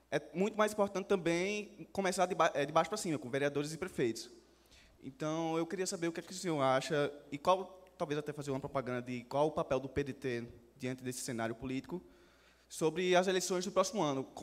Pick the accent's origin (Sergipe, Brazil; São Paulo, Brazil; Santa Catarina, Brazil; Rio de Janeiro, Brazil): Sergipe, Brazil; moved away as an adult; now in Minas Gerais, Brazil; Uh, eu não sou daqui de Minas Gerais, sou do Sergipe, mas aqui eu faço mestrado em ciências da computação.